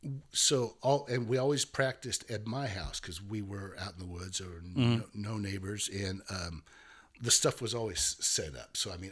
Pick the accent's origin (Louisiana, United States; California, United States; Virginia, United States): California, United States; Pope Valley; I was probably about 2.5-3 hours from San Francisco, but in the Bay Area. I was at the bottom of the redwoods up there, very rural place.